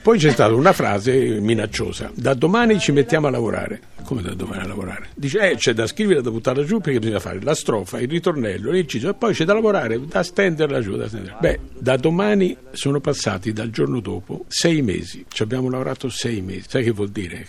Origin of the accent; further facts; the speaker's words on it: Tuscany, Italy; moved away; sono toscano